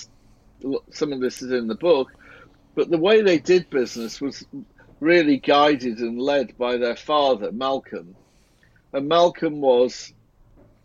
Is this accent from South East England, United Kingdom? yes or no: no; Barrow-in-Furness, North West England, United Kingdom; I grew up in Barrow in Cumbria.